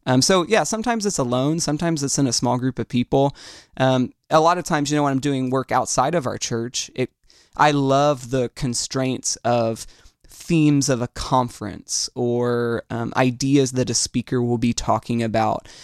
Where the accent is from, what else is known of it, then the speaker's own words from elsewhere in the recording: Orlando, Florida, United States; I am from Orlando. This is, uh, this is my home, and it's where I, um, have chosen to be